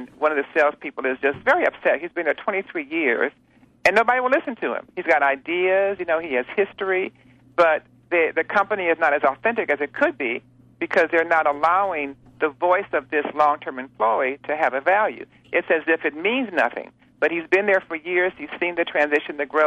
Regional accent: Detroit, Michigan, United States; moved away; I'm from Detroit originally

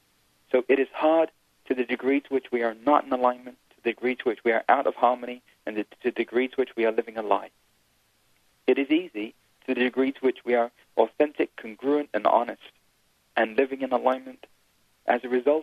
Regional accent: India; You know, I'm Indian. I was born into a spiritual family. On the weekends, every weekend, we'd go see gurus and we'd watch Bollywood movies. It's just what you do when you're Indian.

